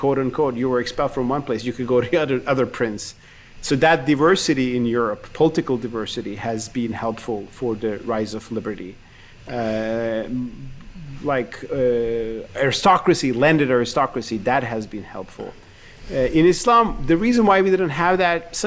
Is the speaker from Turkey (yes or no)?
yes; Turkey; I grew up in Turkey with the Uyghur cause